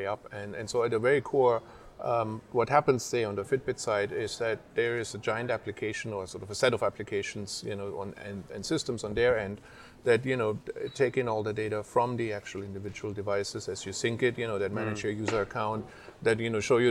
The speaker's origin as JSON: {"language": "English", "country": "Germany", "tie": "born or raised there", "moved": "as an adult", "lives_now": "United States", "said": "I grew up in Germany"}